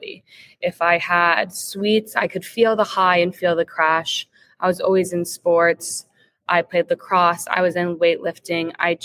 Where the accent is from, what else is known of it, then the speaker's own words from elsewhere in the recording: Jacksonville, Florida, United States; also born or lived in Tallahassee, Florida; born and raised in Jacksonville, Florida, which is just a nice coincidence that I'm back home now